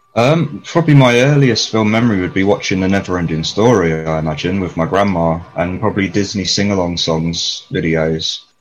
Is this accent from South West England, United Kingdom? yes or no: no; London, United Kingdom; I was raised in East Finchley in North London